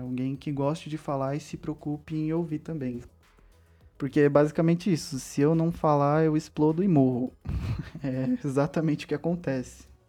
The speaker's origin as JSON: {"language": "Portuguese", "region": "São Paulo", "country": "Brazil", "said": "Eu sou de São Paulo, capital"}